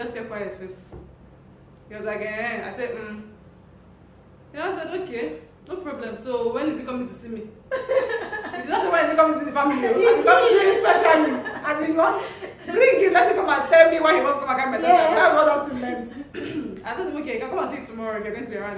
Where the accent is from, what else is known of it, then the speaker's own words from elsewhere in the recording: Igbo, Southeast, Southeast Nigeria, Nigeria; we're all Igbos. We are all Easterners. Southeast, all of us are the same